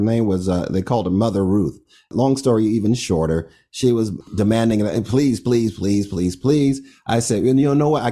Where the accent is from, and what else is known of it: Orlando, Florida, United States; moved away as an adult; also born or lived in Miami